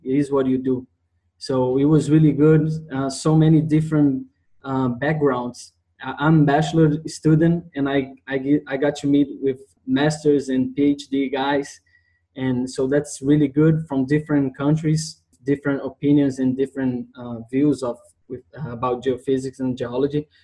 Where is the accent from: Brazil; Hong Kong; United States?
Brazil; I come from Brazil, Rio de Janeiro State University